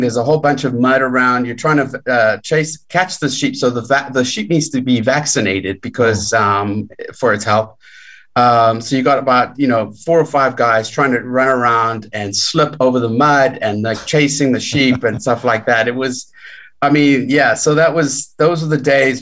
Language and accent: English; South Africa; I grew up in South Africa